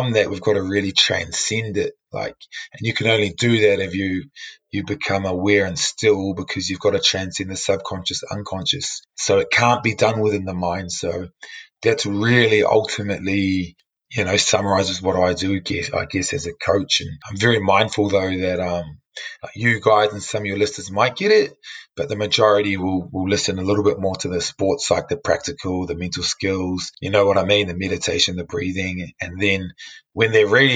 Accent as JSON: {"language": "English", "town": "Feilding", "region": "Manawatū-Whanganui", "country": "New Zealand", "tie": "born or raised there", "said": "growing up in New Zealand and being part Māori"}